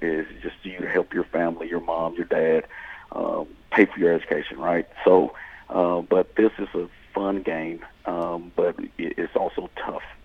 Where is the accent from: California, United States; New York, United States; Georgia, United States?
Georgia, United States; South; moved away as an adult; also born or lived in Nashville, Tennessee; I'm, I'm originally from South Georgia